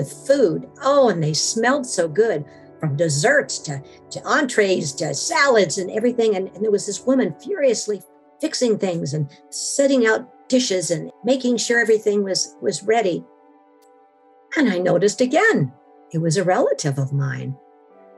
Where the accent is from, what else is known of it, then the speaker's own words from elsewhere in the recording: Washington, United States; I am from Washington and there's a lot of blackberries up here